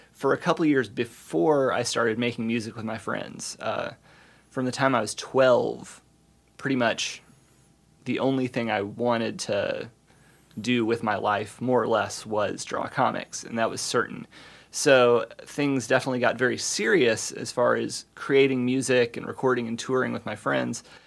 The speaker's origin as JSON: {"language": "English", "region": "the South", "country": "United States", "tie": "born or raised there", "also_born_or_lived": "East Coast / Midwest", "moved": "as an adult", "lives_now": "Bloomington, United States", "said": "growing up as a, you know, at the tail end of Generation X, as a, as a Southerner with baby boomer Southerner parents"}